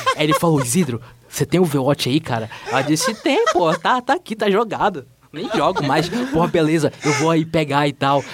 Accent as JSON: {"language": "Portuguese", "town": "Manaus", "region": "Amazonas", "country": "Brazil", "tie": "born or raised there", "moved": "yes", "lives_now": "São Paulo, Brazil", "said": "Eu sou de Manaus. E, é, coincidentemente, a casa onde eu morava lá em Manaus ficava 10 minutos da fábrica da Tectoy"}